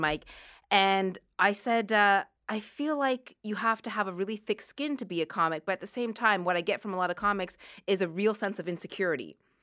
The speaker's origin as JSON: {"language": "English", "region": "Nova Scotia", "country": "Canada", "moved": "yes", "lives_now": "Toronto, Canada", "said": "we are both from Nova Scotia"}